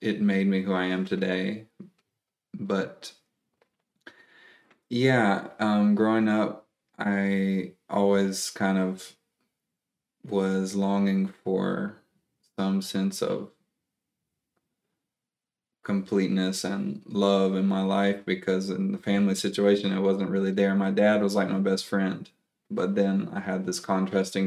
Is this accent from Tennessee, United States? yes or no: yes; East Tennessee, United States; also born or lived in Texas / North Carolina / South Carolina; I grew up near the mountains of East Tennessee